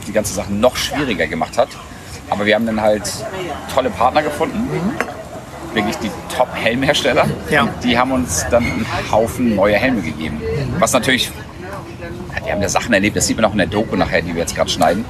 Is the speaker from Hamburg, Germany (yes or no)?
yes; Hamburg, Germany; wir sind auf dem Land aufgewachsen. Mhm. Also Randgebiet, Ohlstedt, Dudenstedt, das ist eine ganz schöne Ecke außerhalb von Hamburg